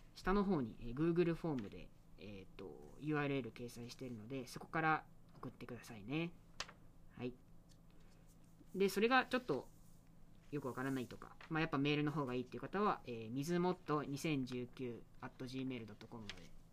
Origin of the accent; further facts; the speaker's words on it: Kobe, Hyogo, Japan; moved away; 地元が神戸